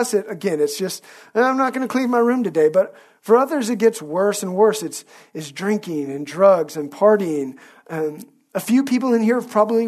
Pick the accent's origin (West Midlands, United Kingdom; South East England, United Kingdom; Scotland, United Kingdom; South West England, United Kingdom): Scotland, United Kingdom; at no point did I ever undo the fact that I'm a Scot. I've always been a Scot. I always will be a Scot.